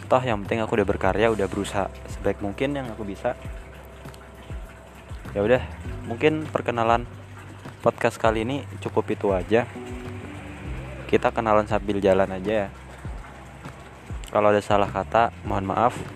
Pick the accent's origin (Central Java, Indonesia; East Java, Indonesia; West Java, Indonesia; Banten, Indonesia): West Java, Indonesia; Depok; now in Yogyakarta, Indonesia; aku asli Depok separuh hidupku itu di Depok sana cuma sekarang aku lagi di Jogja sejak tahun 2010